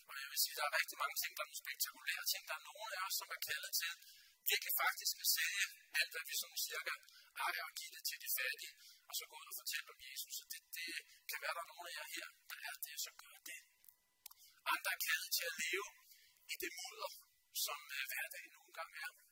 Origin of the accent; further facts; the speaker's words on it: Denmark; vi danskere